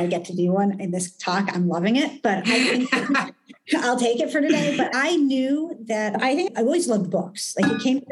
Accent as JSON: {"language": "English", "country": "United States", "said": "being an American"}